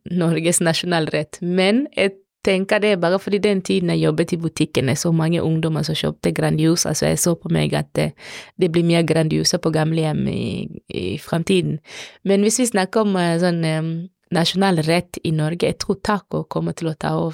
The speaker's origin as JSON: {"language": "Norwegian", "country": "DR Congo", "lives_now": "Norway", "said": "I, ikke i Kongo, ikke der jeg kommer fra. Da bruker vi, spesielt når det er mat, når vi skal hilse, så er det alltid høyre, aldri venstre."}